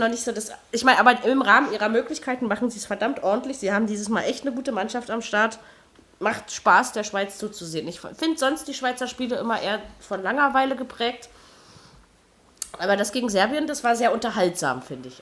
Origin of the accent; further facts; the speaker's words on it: Germany; als Deutscher